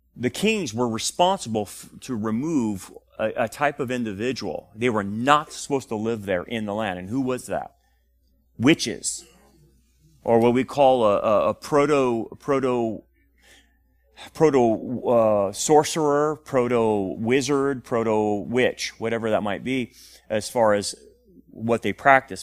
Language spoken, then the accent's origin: English; Delano, California, United States; When I grew up in Delano, we had a lot of people